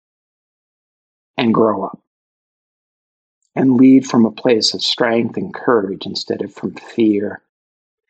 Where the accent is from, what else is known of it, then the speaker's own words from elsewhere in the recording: New York City, New York, United States; if you can't tell from my accent, I'm from Brooklyn